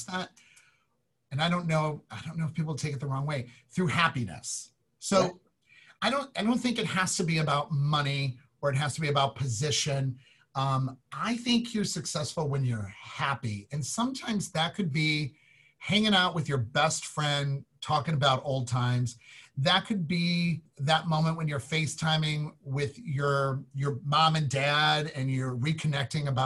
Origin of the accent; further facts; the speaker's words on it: Chicago, Illinois, United States; moved away; I'm from Chicago